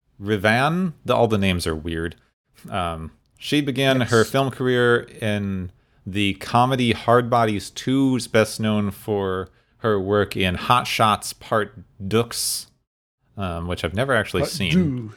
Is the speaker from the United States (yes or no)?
yes; Southwest, United States; Like since I grew up in the Southwest, there.